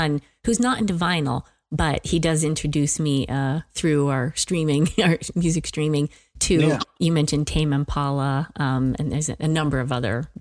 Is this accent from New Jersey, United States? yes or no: yes; Belmar, New Jersey, United States; moved away; also born or lived in Orange, New Jersey; I was born in Orange, and then but I spent most of my childhood in Belmar, New Jersey, at the shore